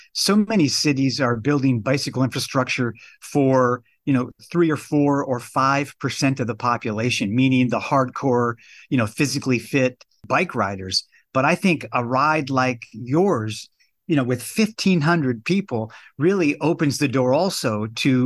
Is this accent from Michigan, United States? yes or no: yes; Michigan, United States; now in Southern California, United States; I grew up in Michigan